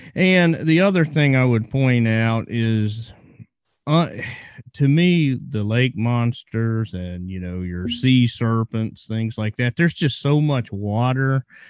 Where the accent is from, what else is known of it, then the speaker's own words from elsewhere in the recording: Virginia, United States; I grew up in Virginia